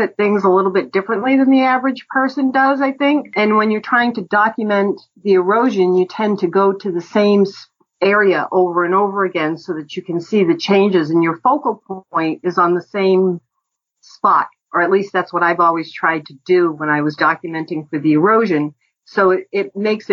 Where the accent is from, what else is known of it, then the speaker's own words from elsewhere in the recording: Ipswich, Massachusetts, United States; I grew up in Ipswich